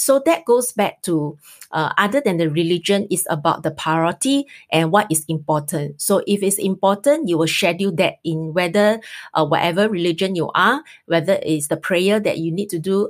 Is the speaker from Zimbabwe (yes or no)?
no; Singapore; we are Singaporean